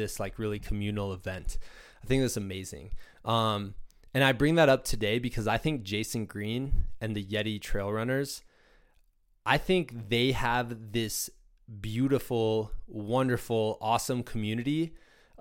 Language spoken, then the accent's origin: English; Midwest, United States; moved away; also born or lived in Danville, Virginia; I'm from the Midwest originally